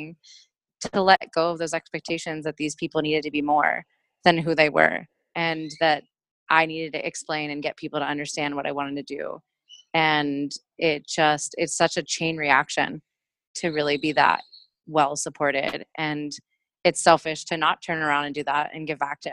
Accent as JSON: {"language": "English", "town": "Pittsburgh", "region": "Pennsylvania", "country": "United States", "moved": "as an adult", "lives_now": "Portland, United States", "said": "I'm originally from Pittsburgh, Pennsylvania"}